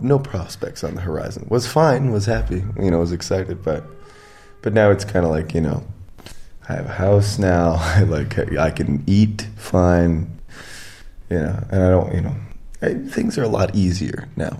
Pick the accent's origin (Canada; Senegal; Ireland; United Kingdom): Canada; Edmonton, Alberta; moved away; I came from Edmonton, in Canada